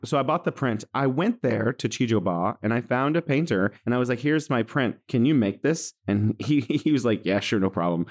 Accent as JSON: {"language": "English", "town": "San Francisco", "region": "California", "country": "United States", "moved": "yes", "lives_now": "Wuhan, China", "said": "I'm from San Francisco, California, in the U S, and I'm here in Wuhan, China"}